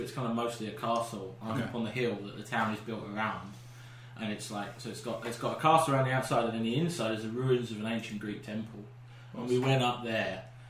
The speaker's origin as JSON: {"language": "English", "region": "England", "country": "United Kingdom", "said": "I'm from England."}